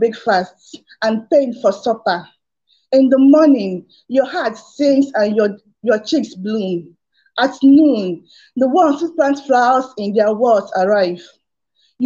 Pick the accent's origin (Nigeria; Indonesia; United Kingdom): Nigeria; I'm from Nigeria.